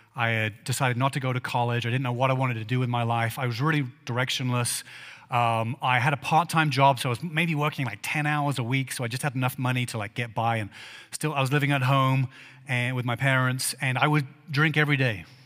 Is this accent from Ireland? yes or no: no; England, United Kingdom; moved away; I grew up in England